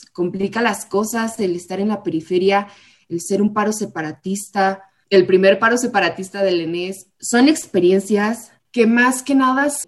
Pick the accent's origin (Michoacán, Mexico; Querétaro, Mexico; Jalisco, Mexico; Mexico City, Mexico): Michoacán, Mexico; Morelia; las chicas que son, son o somos de Morelia